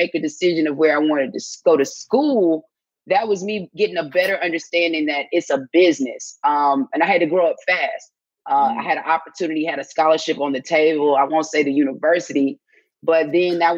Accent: Atlanta, Georgia, United States; I was born and raised, grew up in Southwest Atlanta.

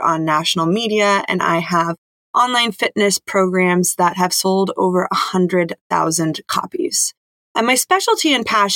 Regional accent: Silicon Valley, California, United States; I was born and raised in the Silicon Valley area to an engineer and a software salesperson.

